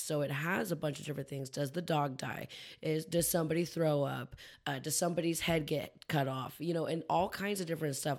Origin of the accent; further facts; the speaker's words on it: California, United States; why don't we as Californians have a Southern accent?